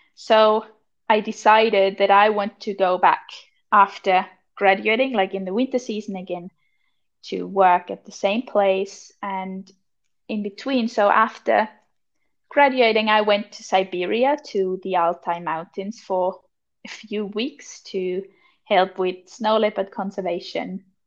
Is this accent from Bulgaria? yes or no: no; Austria; moved away as an adult; now in Finland; I'm 23 and I'm from Austria originally